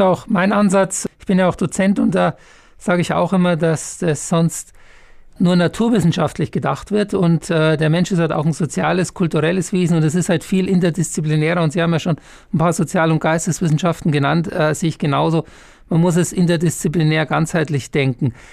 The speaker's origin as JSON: {"language": "German", "town": "Munich", "region": "Bavaria", "country": "Germany", "moved": "yes", "said": "ich bin ja Münchner, echter Münchner"}